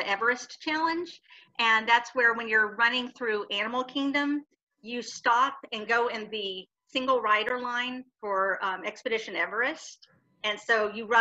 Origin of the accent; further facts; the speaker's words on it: the South, United States; accent: Southern; my Southern accent is really, really coming out in this video